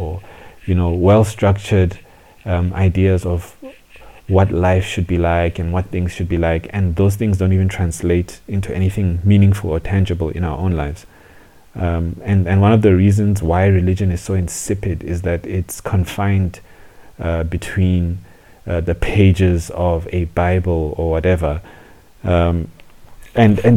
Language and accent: English; South Africa; also born or lived in Zambia / Johannesburg, South Africa; I grew up in South Africa